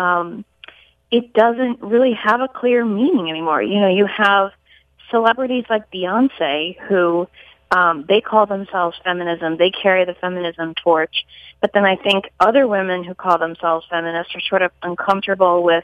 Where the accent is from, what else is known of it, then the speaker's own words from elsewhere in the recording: Colorado Springs, Colorado, United States; moved away as an adult; also born or lived in Boston; I grew up in Colorado Springs